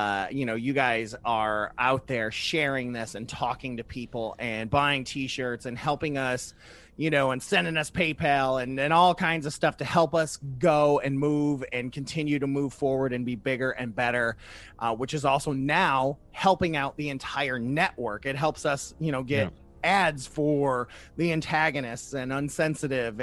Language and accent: English; Ohio, United States; my home state of Ohio